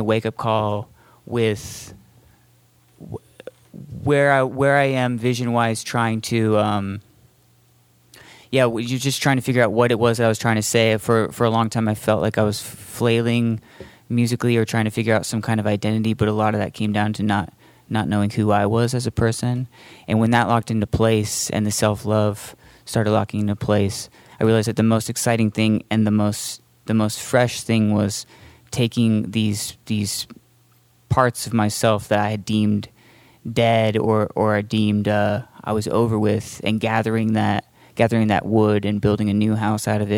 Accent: Boise, Idaho, United States; me and Logan, we're both from Boise

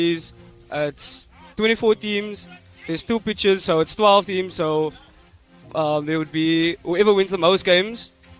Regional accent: Otri, Western Cape, South Africa; Just here, just down the road. I'm from Otri.

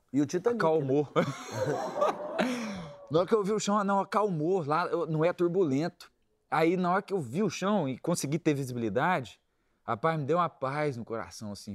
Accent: Minas Gerais, Brazil; Eu sou de Minas

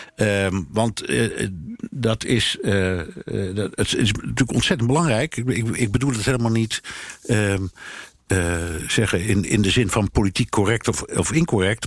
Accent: Netherlands; als Nederlander

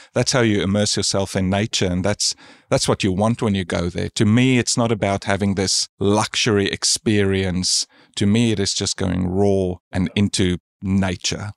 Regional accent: South Africa; now in Australia; I'm from South Africa originally, and I moved to Australia about twenty years ago

